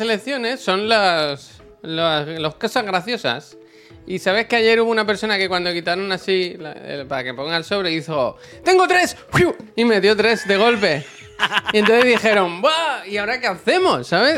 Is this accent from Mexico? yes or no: no; Santa Coloma, Catalonia, Spain; moved away; a Santa Goloma porque yo había nacido allí